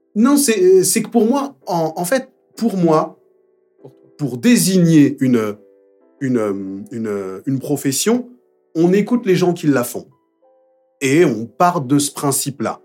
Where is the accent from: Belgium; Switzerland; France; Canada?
France; Paris, Île-de-France; j'ai grandi à Belleville